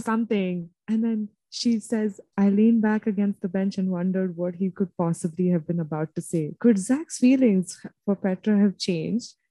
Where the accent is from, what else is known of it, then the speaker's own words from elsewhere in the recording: India; I'm from India